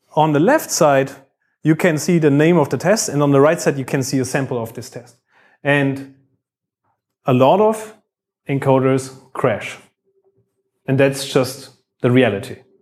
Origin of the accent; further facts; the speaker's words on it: Bavaria, Germany; now in Düsseldorf, Germany; I work in Düsseldorf. I come from Bavaria.